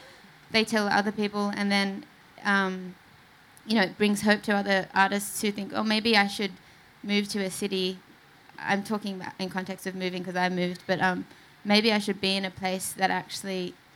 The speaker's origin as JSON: {"language": "English", "town": "Sydney", "region": "New South Wales", "country": "Australia", "tie": "born or raised there", "said": "I grew up in Sydney"}